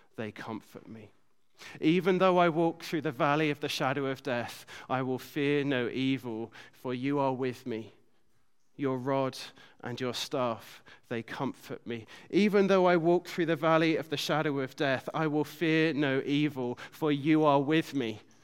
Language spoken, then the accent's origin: English; United Kingdom; being British